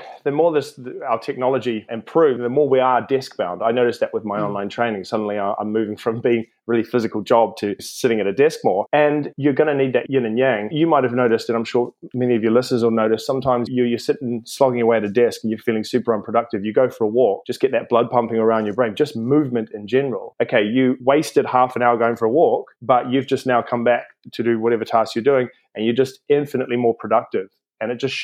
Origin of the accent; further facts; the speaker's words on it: New Zealand; moved away as an adult; now in London, United Kingdom; I'm from New Zealand originally. I came over to London around 2005